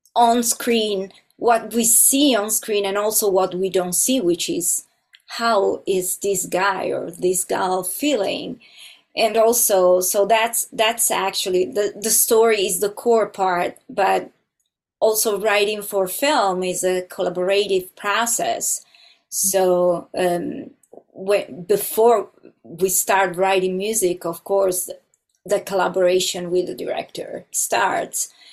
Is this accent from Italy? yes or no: yes; Italy; moved away as an adult; now in Los Angeles, United States; I'm originally from Italy, and uh, but now I live in Los Angeles